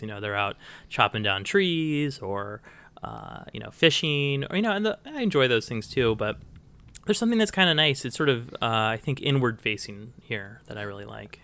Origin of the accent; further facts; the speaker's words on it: Bend, Oregon, United States; moved away as an adult; also born or lived in Portland, Oregon / Nebraska; now in Fairbanks, United States; I spent my childhood in Bend, Oregon and my adult, you know, my teenage years in Portland, Oregon.